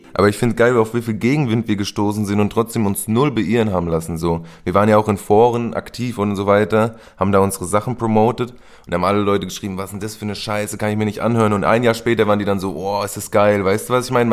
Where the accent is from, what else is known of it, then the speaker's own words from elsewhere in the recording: near Aschaffenburg, Bavaria, Germany; now in Berlin, Germany; ich komme aus Aschaffenburg, Umgebung sogar. Eher Kaff, 800 Einwohner sind wir